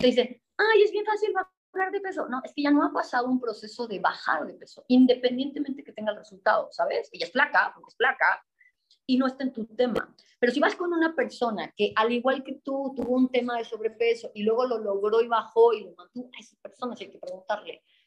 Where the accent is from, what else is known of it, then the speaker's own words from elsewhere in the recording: Mexico; como decimos en México